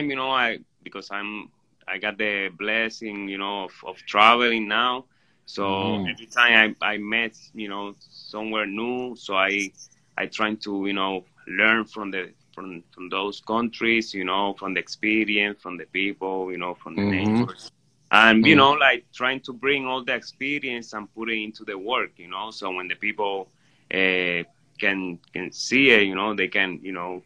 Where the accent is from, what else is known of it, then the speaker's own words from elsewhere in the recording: San Juan, Puerto Rico; moved away as an adult; now in Florida, United States; I'm from Puerto Rico, specific from Nemesio Recanales, que es a un residencial público en San Juan